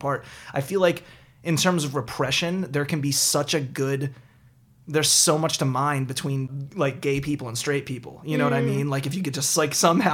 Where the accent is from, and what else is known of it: outside of Baltimore, Maryland, United States; born or raised there; moved away